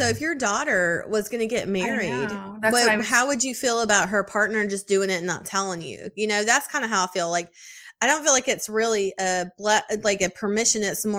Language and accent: English; Texas, United States; I'm from Texas. It's hot all summer.